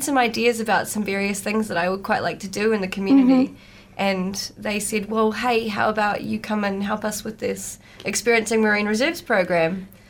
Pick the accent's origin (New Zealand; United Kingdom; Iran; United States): New Zealand; Tairua/Whitianga, Coromandel, Waikato; So I grew up in Tairua/Whitianga